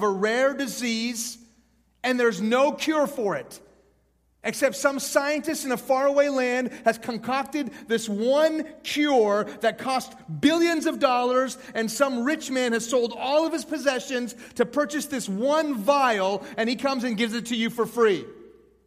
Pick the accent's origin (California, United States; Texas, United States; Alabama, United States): Texas, United States; Houston; also born or lived in Iran; I was born in Houston when I was 2. My family moved to Iran. When I was 6, the Islamic Revolution hit that country, and we moved back to Houston